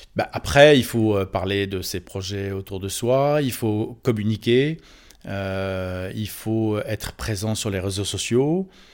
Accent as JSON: {"language": "French", "town": "Neuilly-sur-Seine", "region": "Île-de-France", "country": "France", "tie": "born or raised there", "said": "je suis né à Neuilly-sur-Seine"}